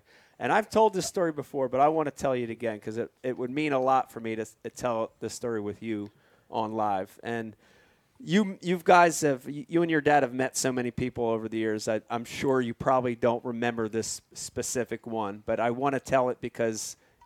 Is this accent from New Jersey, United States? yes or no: yes; New Jersey, United States; I'm from Jersey.